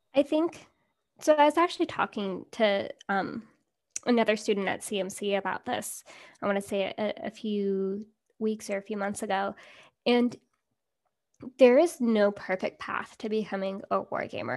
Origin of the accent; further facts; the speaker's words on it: California, United States; growing up in California